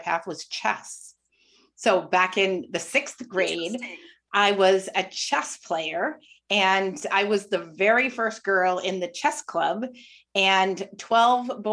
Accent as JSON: {"language": "English", "town": "Windham", "region": "Maine", "country": "United States", "tie": "born or raised there", "also_born_or_lived": "Portland, Maine", "said": "I am a Mainer, born and raised in Windham, and I've been in Portland since 1984"}